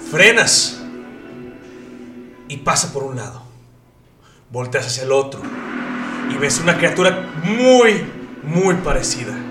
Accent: Monterrey, Nuevo León, Mexico; Yo soy de Monterrey

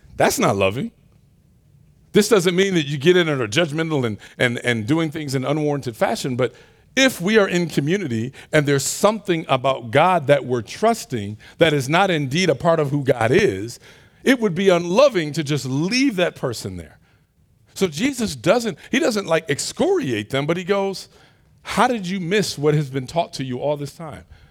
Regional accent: Detroit, Michigan, United States; moved away; my hometown of Detroit

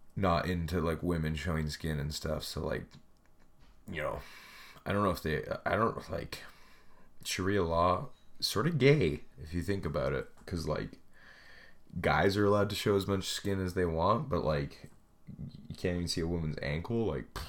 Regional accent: Canada; also born or lived in Edmonton; I moved home uh, back to my hometown, and so I started living with my parents

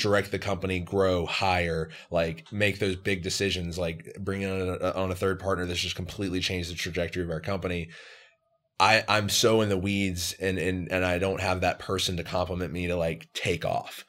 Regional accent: Atlanta, Georgia, United States; I'm from South Atlanta

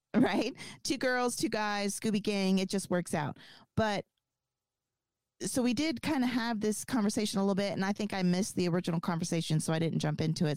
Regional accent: the South, United States; I was raised in the South.

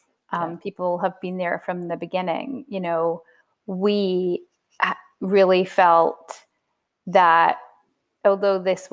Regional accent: United Kingdom; now in United States; I'm British

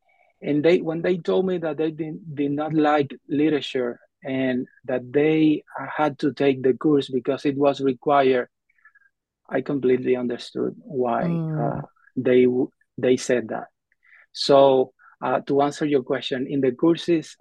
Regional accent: Havana, Cuba; moved away as an adult; also born or lived in Mexico City, Mexico; now in New York, United States; I was born and raised in the Caribbean, in Cuba in particular, in Havana

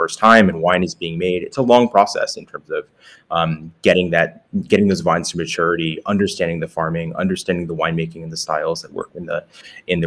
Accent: suburbs of New York City, United States; I grew up on the East Coast in the suburbs of New York City, and spending summers on Long Island

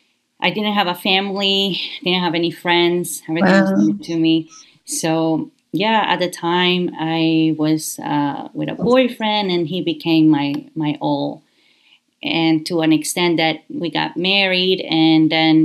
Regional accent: Guayaquil, Guayas, Ecuador; moved away as an adult; also born or lived in Canada; I was born in Guayaquil, Ecuador

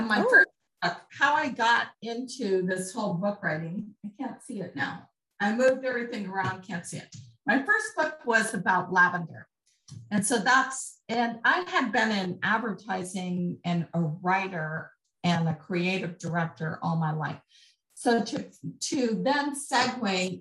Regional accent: Colorado, United States; I'm from Colorado

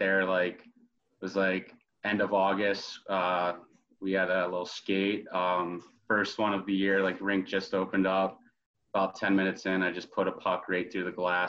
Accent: Scottsdale, Arizona, United States; moved away as an adult; also born or lived in Connecticut / Broome County, New York / Ogden, Utah; I grew up in Scottsdale, Arizona.

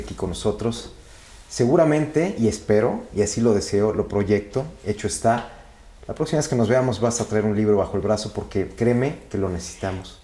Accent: Mexico; nosotros como mexicanos

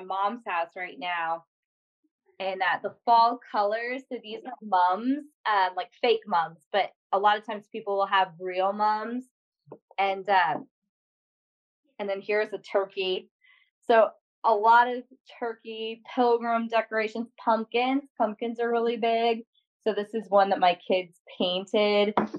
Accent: Morton, Illinois, United States; I came from Illinois. That's where I grew up and was um, in high school and in Morton, Illinois

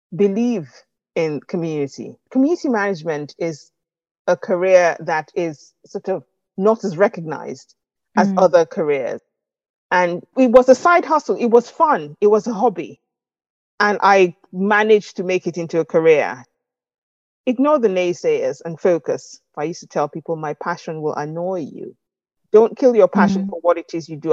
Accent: Nigeria; accent: Nigerian; moved away as an adult; now in United Kingdom; I grew up in Nigeria

